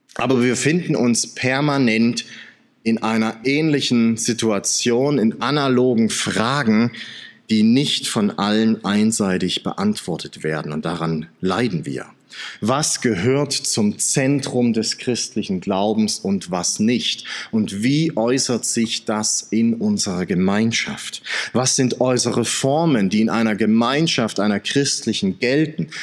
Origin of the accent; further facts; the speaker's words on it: Saxony, Germany; now in Swabia, Germany; als Sachse, der im Schwabenland lebt